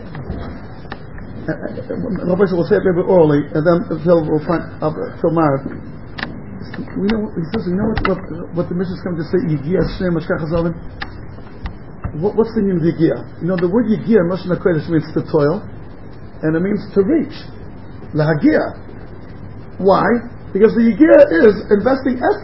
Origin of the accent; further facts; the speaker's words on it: United States; moved away; I grew up in America